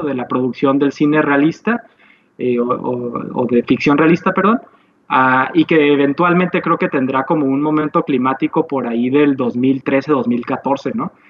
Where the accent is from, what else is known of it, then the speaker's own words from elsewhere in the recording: Tijuana, Baja California, Mexico; nosotros como tijuanenses